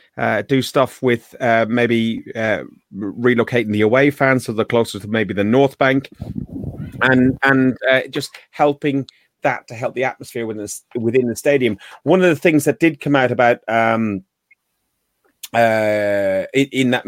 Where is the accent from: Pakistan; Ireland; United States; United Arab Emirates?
Ireland; I'm Irish, okay? I'm Irish.